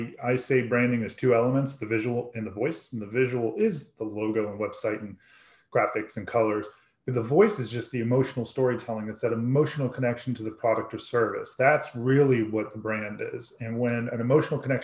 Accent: Woodbridge, Virginia, United States; moved away as an adult; now in Fredericksburg, United States; I grew up in Woodbridge, you know, in Northern Virginia

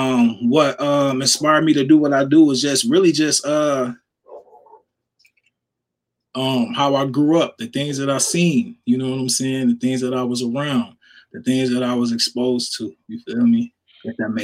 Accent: Minneapolis, Minnesota, United States; I'm from Minneapolis, Minnesota

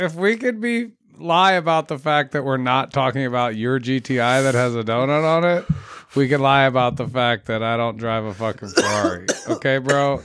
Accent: United States; being an American has always held good weight.

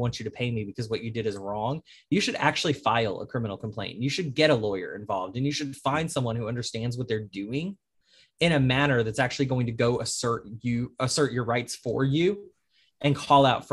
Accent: Arlington, Texas, United States; now in New Orleans, United States; I'm originally from Arlington, Texas

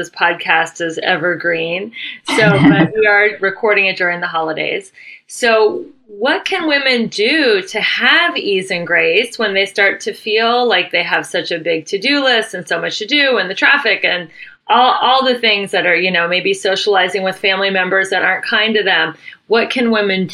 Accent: Cincinnati, Ohio, United States; moved away as an adult; now in Los Angeles, United States; I'm born and raised in Cincinnati

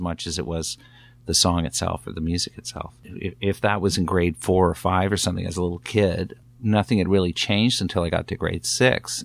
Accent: Newcastle, Ontario, Canada; Living, growing up in Newcastle, Ontario

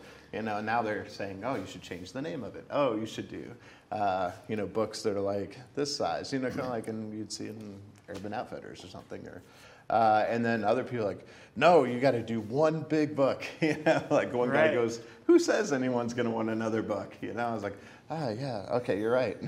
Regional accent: Hartsville, Pennsylvania, United States; I was a kid from Hartsville, Pennsylvania, where no one famous came from

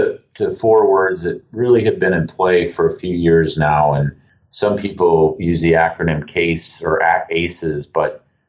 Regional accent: Lake Superior, Northern Michigan, United States; also born or lived in Munich, Germany; I grew up on Lake Superior in the northern part of the state.

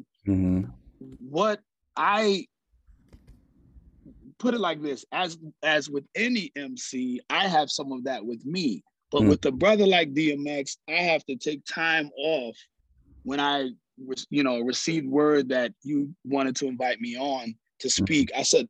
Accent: Ghana; also born or lived in Philadelphia; now in Atlanta, United States; I am from Philly. I am originally from Philly, but I was also raised in Ghana, West Africa.

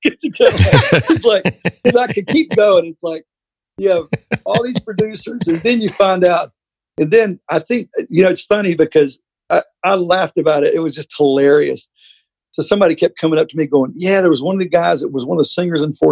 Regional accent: Mobile, Alabama, United States; moved away; also born or lived in Tennessee; I'm from Mobile

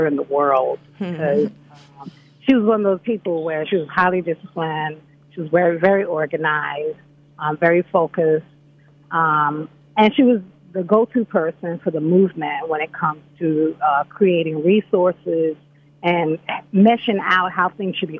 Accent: Gambia; also born or lived in United States; growing up in the Gambia

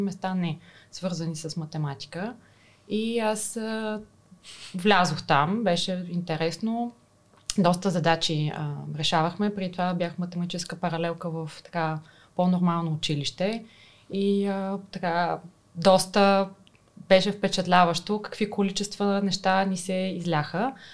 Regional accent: Burgas, Burgas Province, Bulgaria; аз съм от Бургас, завършила съм математическата

